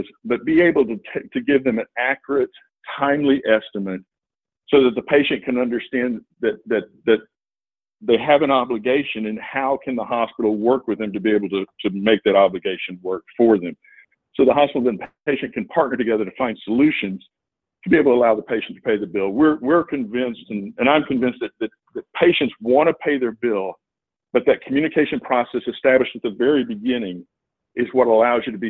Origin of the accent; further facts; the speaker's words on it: Texas, United States; my home state of Texas